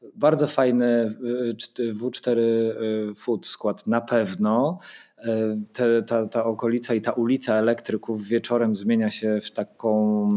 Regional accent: Wrocław, Lower Silesian Voivodeship, Poland; now in Sopot, Poland; Jestem z Wrocławia

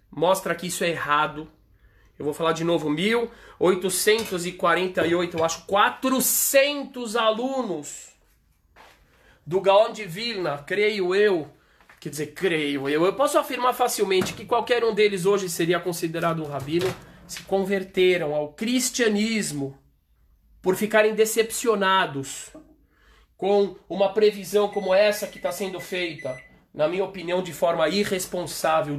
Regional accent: Brazil; Se eu sou brasileiro, graças a Deus eu sou brasileiro.

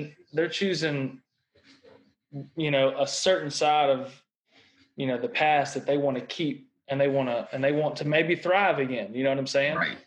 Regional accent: Mississippi, United States; I was born and raised in Mississippi

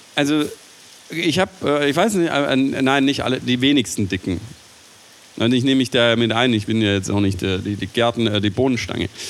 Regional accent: Swabia, Germany; ich bin Schwabe

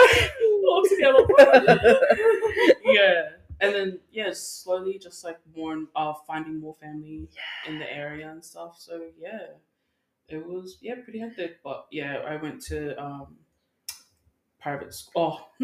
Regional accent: Sydney, New South Wales, Australia; also born or lived in Auckland, New Zealand / Brisbane; I was a Queenslander originally. And then my parents separated and then we moved down to Sydney.

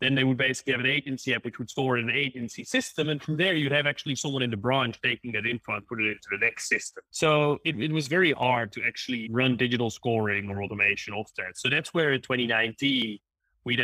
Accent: Maastricht, Limburg, Netherlands; moved away as an adult; also born or lived in Germany / London / Dubai; now in Cape Town, South Africa; I grew up and studied in the Netherlands in Maastricht

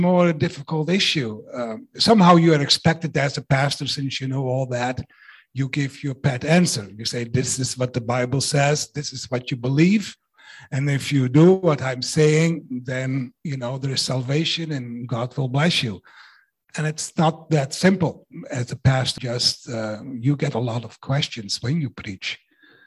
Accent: Netherlands; now in Canada; I was raised in the Netherlands

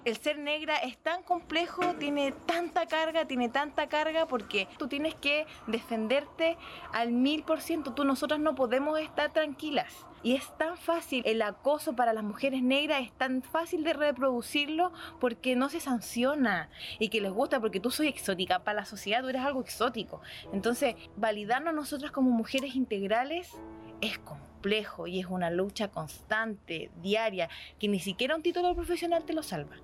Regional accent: Arica, Arica y Parinacota, Chile; also born or lived in Azapa Valley; yo me crié en, en Arica y yo vengo de familia negra

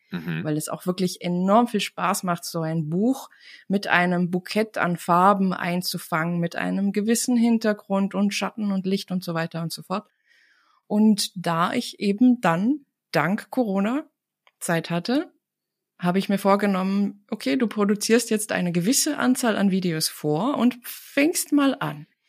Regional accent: Tartu, Tartu County, Estonia; first language Estonian; German is a second language; moved away as an adult; now in Germany; komme ich aus Tartu, das ist die Universitätsstadt

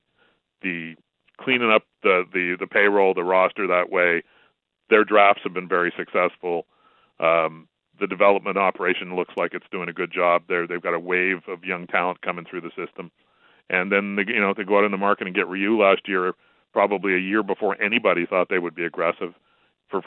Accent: Buffalo, New York, United States; this is my hometown thing showing a little bit

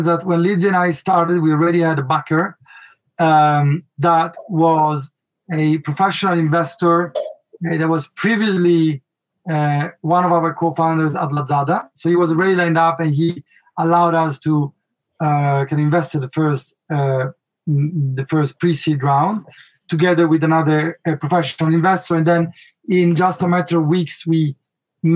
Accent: Milan, Lombardy, Italy; accent: Italian; English is a second language; I was raised in Milano

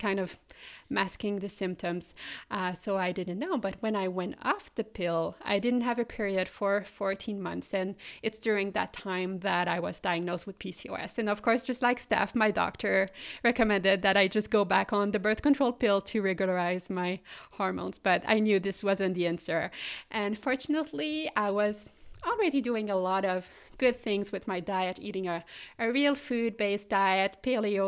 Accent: Quebec City, Quebec, Canada; English is a second language; moved away; also born or lived in Melbourne, Australia / Munich, Germany; I studied in Quebec City, which is the French-speaking province of Canada, in case you're wondering where my accent is coming from.

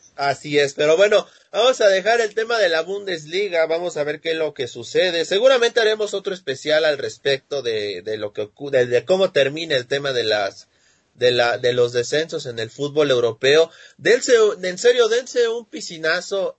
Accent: Mexico; yo no soy de España, Ah, soy mexicano

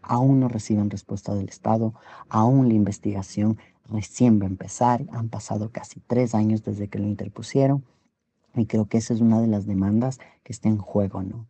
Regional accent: Ecuador; En el Ecuador, en mi país

